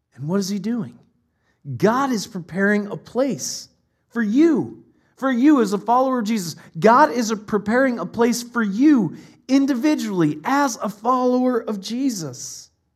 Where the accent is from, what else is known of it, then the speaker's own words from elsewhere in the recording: Ohio, United States; my parents are in Ohio. We're from Ohio